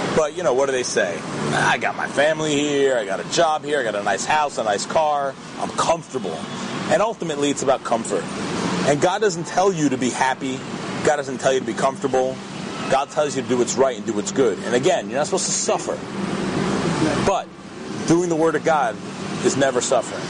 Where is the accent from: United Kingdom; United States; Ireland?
United States; New Jersey; moved away as an adult; also born or lived in New York; now in Israel; I grew up in New Jersey, and i i love it there